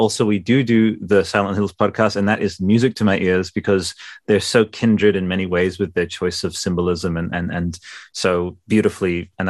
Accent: Italy; All I'll say is, and I'm from Italy, right?

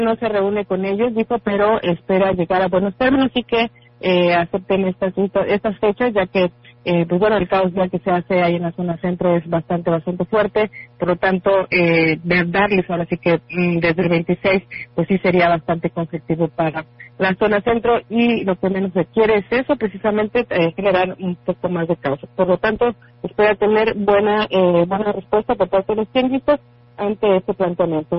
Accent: Mexico; como buenos mexicanos

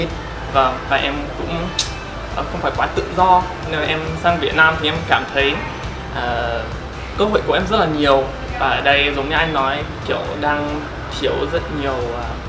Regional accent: United States; Vietnamese is a second language; moved away as an adult; also born or lived in China; now in Vietnam; em đến từ Mỹ và em đã sang Việt Nam khoảng một năm rồi

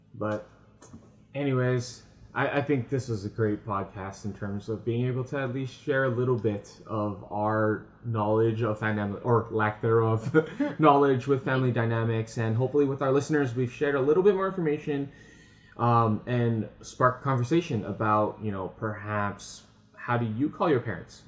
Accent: San Francisco, California, United States; now in Canada; growing up in San Francisco, moving to Canada

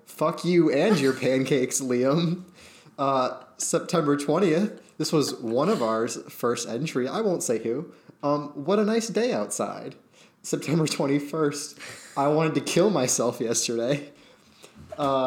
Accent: Maine, United States; moved away; I'm from Maine, where, like, no one has ever locked their houses, ever

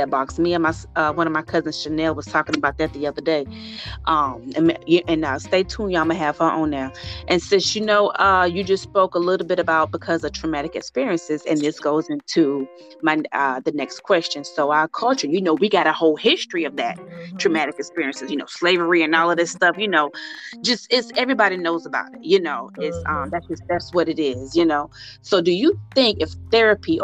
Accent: the South, United States; I'm from the South, and you know, I'm from a real country town.

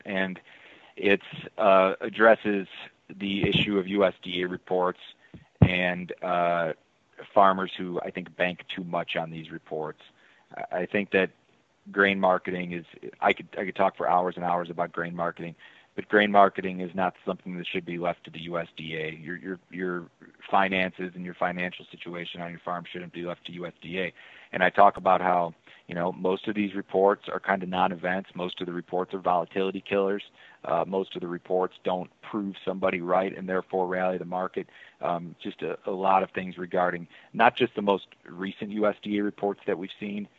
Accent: Chicago, Illinois, United States; I'm a city boy. I grew up in Chicago.

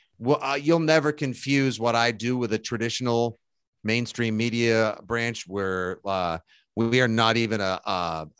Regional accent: South Shore, Boston, Massachusetts, United States; You know, that's how we do in Boston. I'm from South Shore

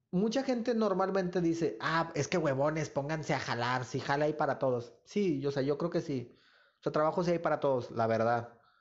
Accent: Nuevo Laredo, Tamaulipas, Mexico; moved away as an adult; yo no vivo en Nuevo Laredo, pero pues yo nunca pues como, bueno, nunca he negado mi, pues de, dónde vengo, ¿no? ¿Dónde nací?

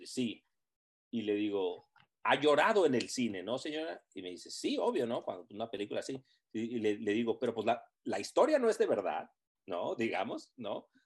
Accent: Tijuana, Baja California, Mexico; moved away as an adult; also born or lived in Los Angeles; cuando yo me fui de Tijuana a, a, Los Ángeles

